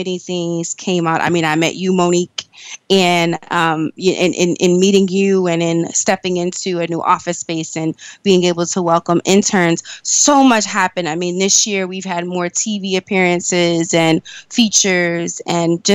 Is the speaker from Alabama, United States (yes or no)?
no; New York, United States; I'm originally from New York. I've always lived in New York